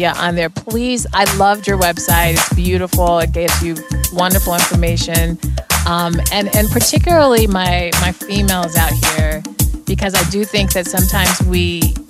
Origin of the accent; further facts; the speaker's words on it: Denver, Colorado, United States; the whole ensemble was one from all the Denver public schools, because I'm originally from Denver